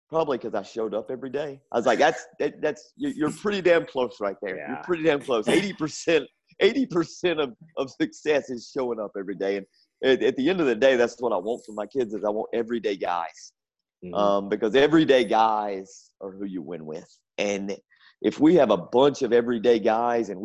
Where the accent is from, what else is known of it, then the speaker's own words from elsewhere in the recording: North Carolina, United States; growing up in North Carolina